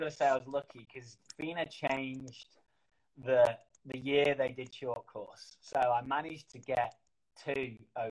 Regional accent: Manchester, North West England, United Kingdom; in Manchester, my hometown.

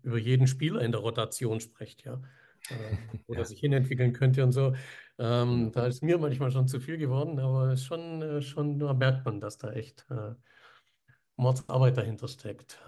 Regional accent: Villingen-Schwenningen, Baden-Württemberg, Germany; wir kommen ja aus dem Süden da. Schwenning, ja, Eishockeystadt.

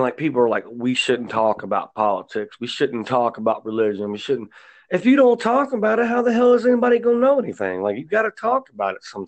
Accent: United States; I'm an American.

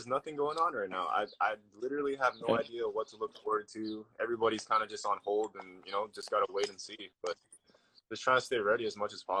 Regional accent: Honolulu, Hawaii, United States; also born or lived in Hilo, Hawaii; Right now I'm on the Big Island. in Hilo. I'm originally from Oahu, Honolulu. That's the big city.

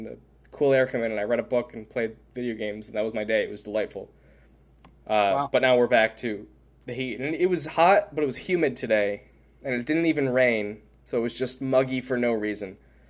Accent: New York, United States; we grew up in New York

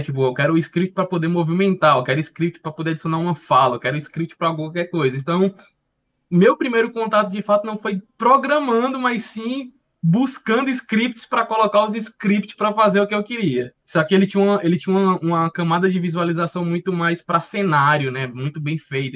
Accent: Fortaleza, Ceará, Brazil; also born or lived in Portugal; Escola pública aqui do bairro de Fortaleza, sou do, de Fortaleza, Ceará

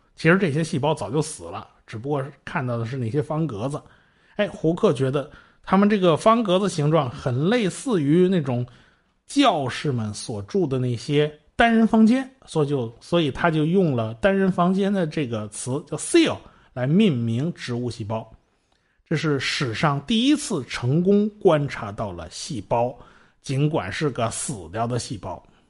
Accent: China; 我们中国人对炼金子没什么感觉

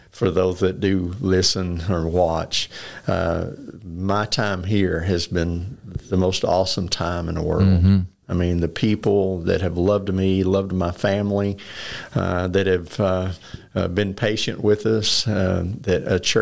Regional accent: the South, United States; accent: southern; moved away as an adult; also born or lived in Kentucky; now in Augusta, United States

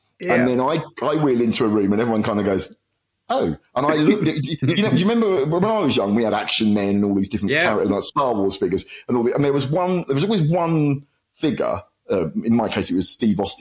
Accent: Luton, East of England, United Kingdom; my hometown of Luton

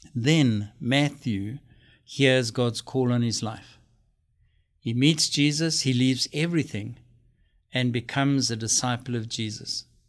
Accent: South Africa; moved away; my home country, South Africa.

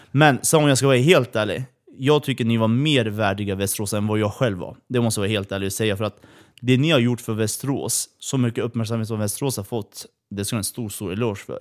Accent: Kurdistan, Iran; now in Sweden; Vi flydde från Iran.

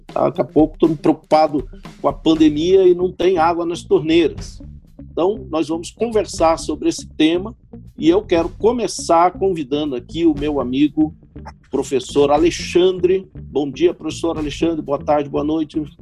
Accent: Northeast Region, Brazil; eu me criei no Nordeste

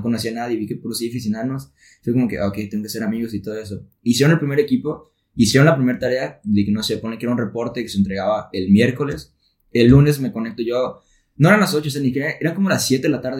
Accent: Tepic, Nayarit, Mexico; now in Monterrey, Mexico; soy de Tepic Nayarit y yo estoy acá en Monterrey

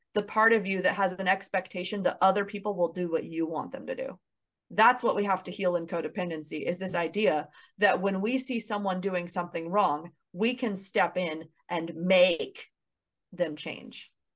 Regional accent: Kansas City, United States; moved away as an adult; also born or lived in Los Angeles, California; my hometown of Kansas City

